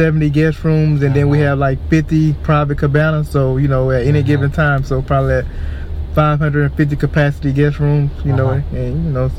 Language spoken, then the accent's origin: English; Alabama, United States; accent: southern; now in Naples, United States; originally from Alabama.